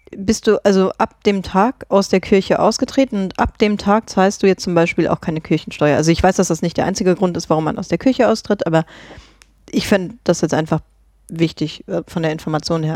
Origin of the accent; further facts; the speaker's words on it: Grevenbruch, Germany; moved away; ich komme ja ursprünglich aus Grevenbruch